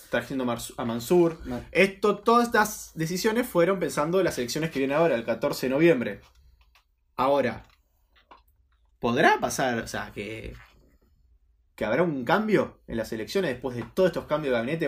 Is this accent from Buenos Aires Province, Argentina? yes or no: yes; Mar del Plata, Buenos Aires Province, Argentina; nosotros somos Mar de Plata